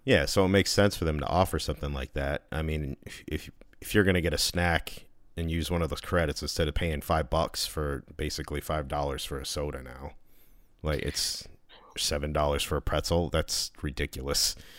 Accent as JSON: {"language": "English", "region": "Connecticut", "country": "United States", "said": "I'm from Connecticut, and we have awesome pizza here"}